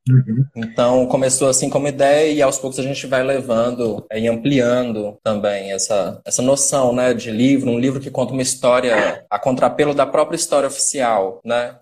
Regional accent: Betim, Minas Gerais, Brazil; now in Bahia, Brazil; eu cresci em Citrolândia, cresci dentro desse contexto de favela

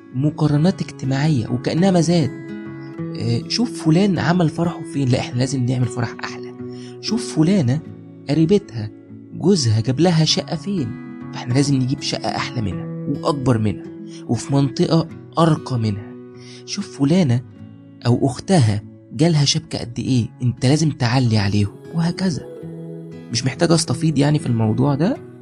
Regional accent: Egypt; عندنا في مصر

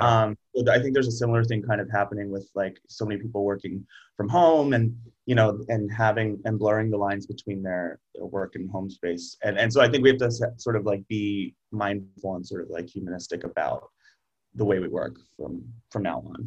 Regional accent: outside of Pittsburgh, Pennsylvania, United States; moved away as an adult; also born or lived in New York; I grew up outside of Pittsburgh

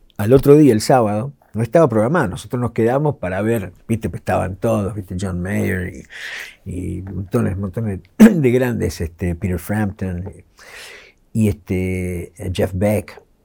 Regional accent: Ciudad Jardín Lomas del Palomar, Buenos Aires Province, Argentina; yo crecí en Ciudad Jardín

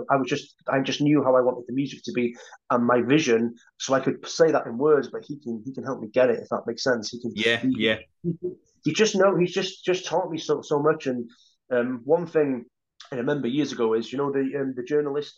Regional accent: Holyhead, Wales, United Kingdom; the same town that I grew up in on Holy Island, in Holyhead

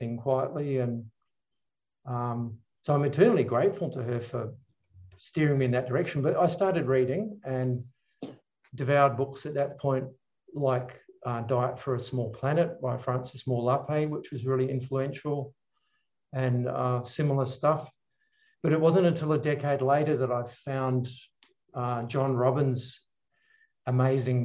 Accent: New Zealand; I grew up in New Zealand

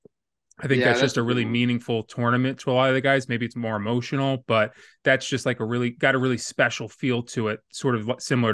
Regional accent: United States; But I'm from America

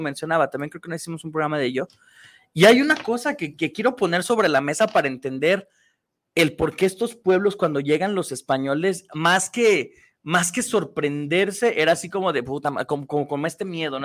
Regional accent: Mexico

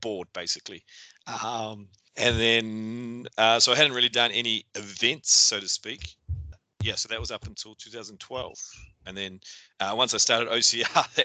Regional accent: Whanganui, Manawatū-Whanganui, New Zealand; moved away as an adult; also born or lived in Salisbury, England; now in Auckland, New Zealand; born and bred in Whanganui, New Zealand, and lived there for my, all my schooling

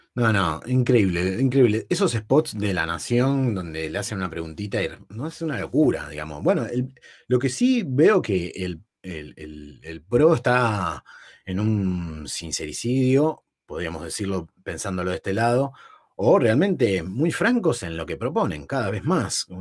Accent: San Fernando, Buenos Aires Province, Argentina; Yo, soy de zona norte, yo soy de San Fernando, de Virreyes

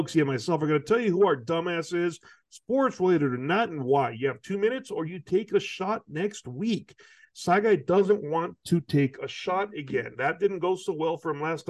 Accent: California, United States; growing up in California

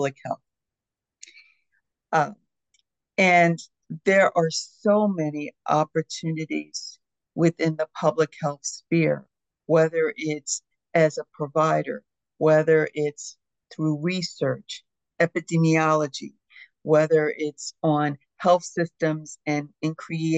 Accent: Philadelphia, Pennsylvania, United States; As a child, growing up in the Philadelphia community

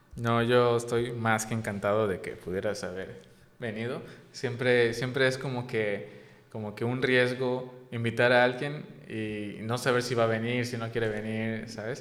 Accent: Yucatán, Mexico; siendo yo yucateco

